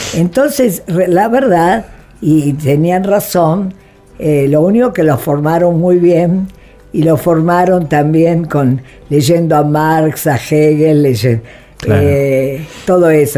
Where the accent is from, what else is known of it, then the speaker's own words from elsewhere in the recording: Buenos Aires, Argentina; moved away as an adult; also born or lived in Italy; la Argentina, es que es mi país, es donde nací. Aunque fui concebida en Italia, pero nací acá